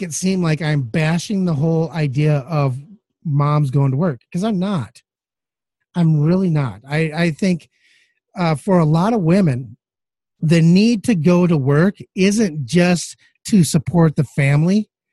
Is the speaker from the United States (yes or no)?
yes; Midwest, United States; I'm from the Midwest